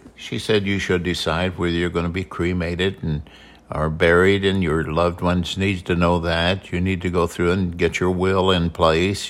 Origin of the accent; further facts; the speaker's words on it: Southern Illinois, United States; also born or lived in North Carolina / San Diego; now in Mesa, Arizona, United States; we're from Southern Illinois. We moved to North Carolina to San Diego and settled in Mesa, Arizona